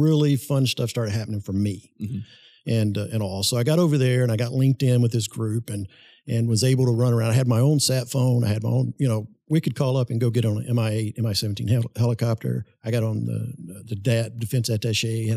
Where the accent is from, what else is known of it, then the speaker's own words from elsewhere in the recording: Pine Bluff, Arkansas, United States; growing up in my hometown of Pine Bluff